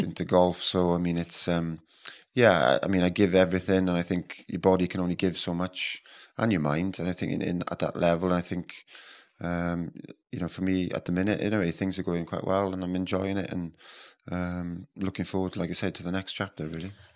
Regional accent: West Wales, United Kingdom; moved away as an adult; now in Dubai, United Arab Emirates; I grew up in West Wales. I grew up on a dairy farm

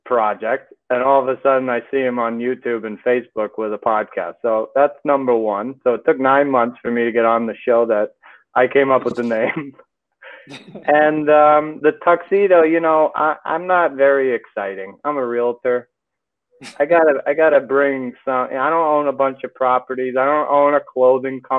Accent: New York City, New York, United States; now in Connecticut, United States; We're from the Bronx, so I do a lot of Westchester County and the Bronx just because of people, you know, we know and growing up.

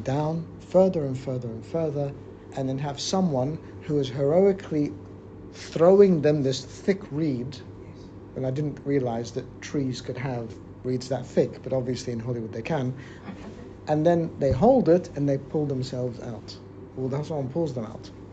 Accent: Australia; I grew up in Australia

